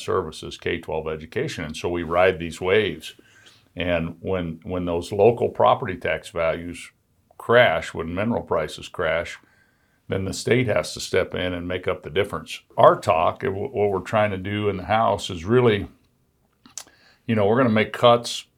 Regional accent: Midwest, Wyoming, United States; I'm a kid from Midwest Wyoming

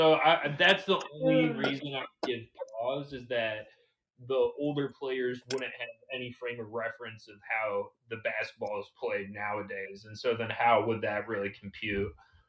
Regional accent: Michigan, United States; we grew up in Michigan

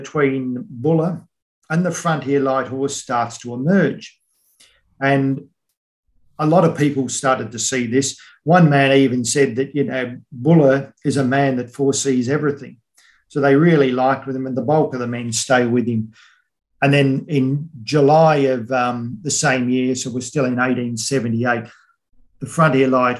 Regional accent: Australia

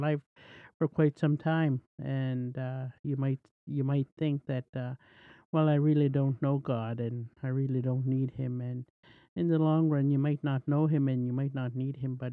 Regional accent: Cote First Nation reserve, the Prairies, Canada; I'm from the prairies, and I'm Soto. I come from the Côte Indian Reserve

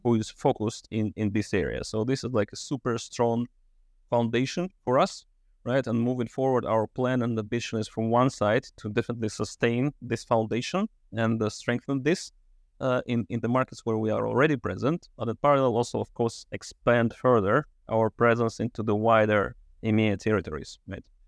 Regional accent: Russia; moved away as an adult; also born or lived in Switzerland; Russia, which is my home country originally

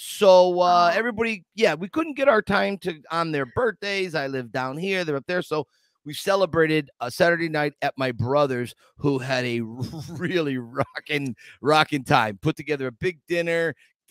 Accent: Scranton, Pennsylvania, United States; It's my hometown

